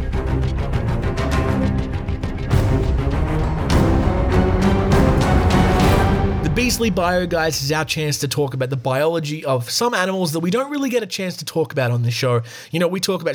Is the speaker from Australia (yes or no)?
yes; Australia; accent: Australian